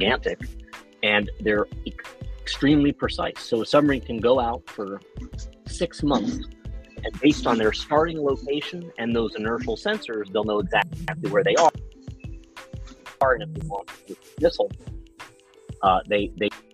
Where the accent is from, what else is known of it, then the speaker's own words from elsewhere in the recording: New York, United States; I'm from New York.